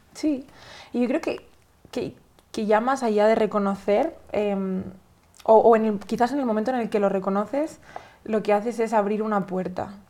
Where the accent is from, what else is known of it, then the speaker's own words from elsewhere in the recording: Spain; yo soy española, ¿no? Eh, de, de, de, España es un país tradicionalmente católico